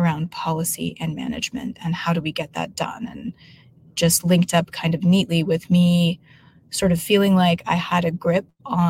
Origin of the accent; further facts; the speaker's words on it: Denver, Colorado, United States; moved away as an adult; now in California, United States; In Denver, Colorado. So I was actually born in Denver proper and lived in Denver almost my whole life until graduating high school